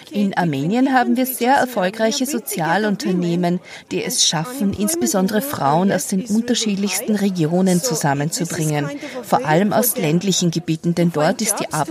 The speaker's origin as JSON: {"language": "German", "country": "Ethiopia", "tie": "born or raised there", "said": "Ich bin in Äthiopien geboren und aufgewachsen und habe einen großen Teil meiner Ausbildung auch dort absolviert"}